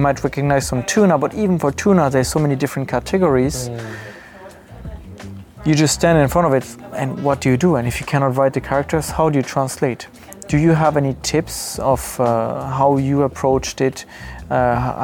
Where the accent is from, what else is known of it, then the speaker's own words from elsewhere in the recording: France; moved away as an adult; now in Osaka, Japan; I grew up in France